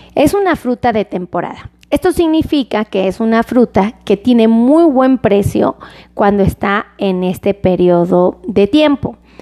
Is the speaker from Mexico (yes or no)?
yes; Mexico; como mexicano